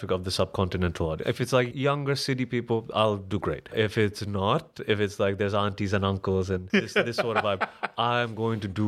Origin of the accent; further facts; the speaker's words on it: Colombo, Western Province, Sri Lanka; now in Berlin, Germany; Sri Lanka wasn't terrible, but then life started getting better very quickly as soon as I left. But, but then that's more like I got lucky. I moved to Berlin.